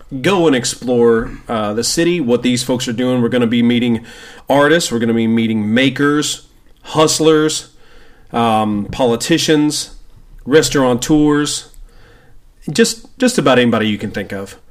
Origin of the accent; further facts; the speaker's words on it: West Tennessee, United States; now in Cincinnati, United States; We're both from West Tennessee